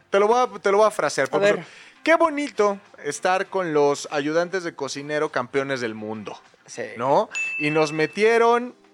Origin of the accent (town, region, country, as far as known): Mexico